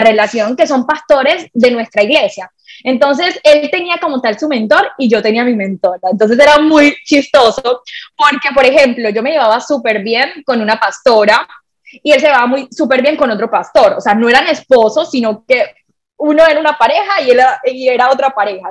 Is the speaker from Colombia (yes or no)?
yes; Colombia; also born or lived in Barranquilla; yo nací en una isla de Colombia, ambos, somos colombianos